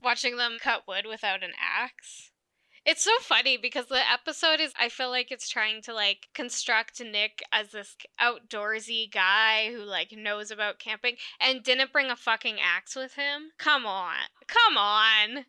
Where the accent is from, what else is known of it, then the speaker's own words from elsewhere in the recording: Alberta, Canada; we're from Alberta